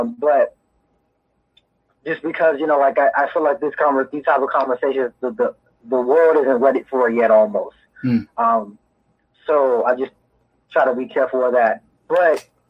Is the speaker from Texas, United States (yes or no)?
no; Chicago, Illinois, United States; now in Washington State, United States; I'm located in Washington State right now, but I'm really from the South Side of Chicago